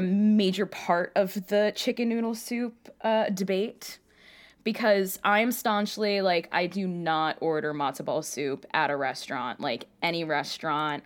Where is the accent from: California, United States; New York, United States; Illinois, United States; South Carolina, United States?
New York, United States; New York City; I grew up in Queens and my grandmother lived in Long Island.